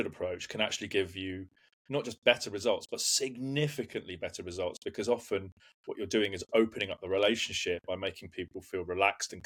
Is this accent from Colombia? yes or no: no; United Kingdom; also born or lived in London / Hampshire; now in Surbiton, United Kingdom; I grew up predominantly between London and Hampshire